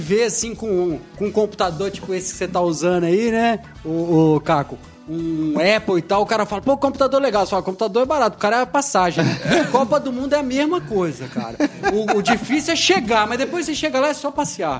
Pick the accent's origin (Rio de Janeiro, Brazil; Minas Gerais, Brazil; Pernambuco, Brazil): Minas Gerais, Brazil; Poços de Caldas; Mineiro, sou mineiro